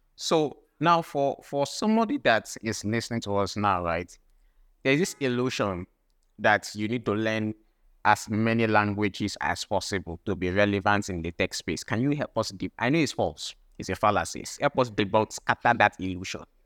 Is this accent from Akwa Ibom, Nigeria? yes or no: yes; Akwa Ibom, Nigeria; I'm from Akwa Ibom State as well.